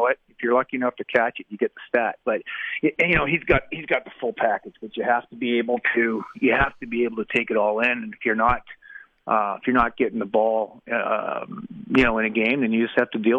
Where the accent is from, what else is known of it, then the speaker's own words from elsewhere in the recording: Canada; also born or lived in United States; I was born, raised in Canada, did everything I spent 4 years in the States going to school